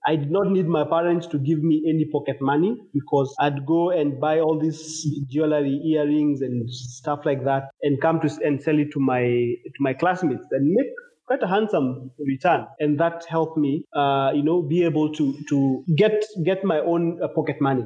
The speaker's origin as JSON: {"language": "English", "town": "Ongata Rongai", "region": "Kajiado County", "country": "Kenya", "tie": "born or raised there", "also_born_or_lived": "Nairobi, Kenya", "said": "i was born in nairobi kenya but then i grew up in a small local town called Ongatarongai, uh, where I spent my entire life up until I finished my university and moved on to um, the city."}